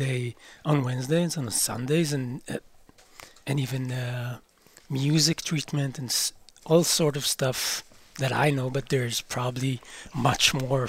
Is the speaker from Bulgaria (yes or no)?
no; Kibbutz Amir, near Kiryat Shmona, Northern District, Israel; I'm not from Kiryat Shmona. I'm from a kibbutz next to Kiryat Shmona. What's it called? Amir, and I've been living there for all my life.